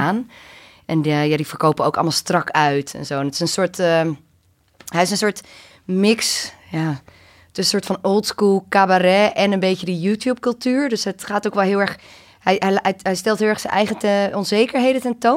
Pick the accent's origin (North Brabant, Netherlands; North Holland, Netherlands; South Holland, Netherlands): North Holland, Netherlands; Amsterdam; kids in mijn omgeving, die zaten inderdaad op het skatebaantje bij ons op het Prins Eiland in Amsterdam